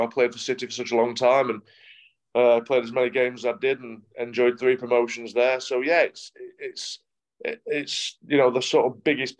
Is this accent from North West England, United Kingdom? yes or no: no; Yorkshire and the Humber, United Kingdom; accent: Yorkshire; they always think I'm from Manchester. Because that's where I sort of broke into the team as a young lad, and yeah, it's only, I think, my Yorkshire accent that sort of gives it away.